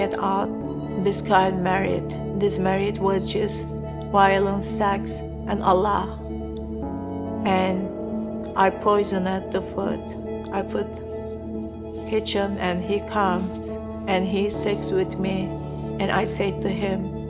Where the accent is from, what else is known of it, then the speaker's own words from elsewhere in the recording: Turkey; I was born a Muslim in Turkey.